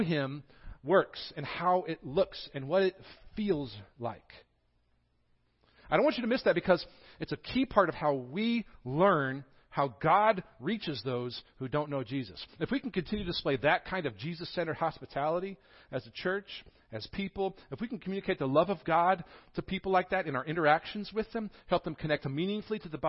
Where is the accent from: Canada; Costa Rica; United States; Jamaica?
United States; the North; now in Greeneville, United States; people from the north, me